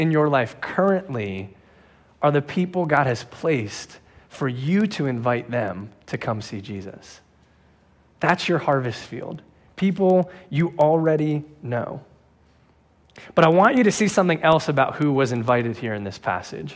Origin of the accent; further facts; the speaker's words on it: New Jersey, United States; now in Pennsylvania, United States; I'm from New Jersey